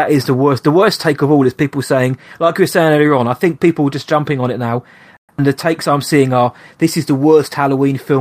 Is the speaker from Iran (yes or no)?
no; England, United Kingdom; I'm English